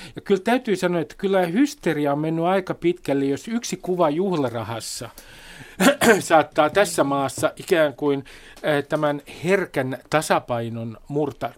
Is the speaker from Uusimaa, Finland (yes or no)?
yes; Nummi, Uusimaa, Finland; kotikuntani Nummen